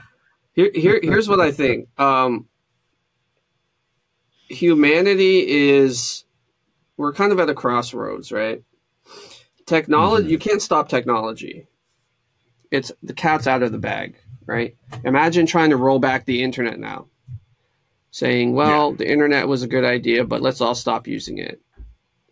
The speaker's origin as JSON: {"language": "English", "country": "Romania", "moved": "yes", "lives_now": "Windsor, Canada", "said": "I'm from Romania"}